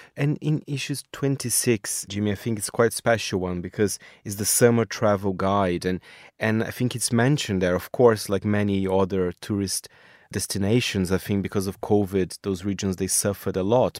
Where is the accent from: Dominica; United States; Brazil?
Brazil; I'm from Brazil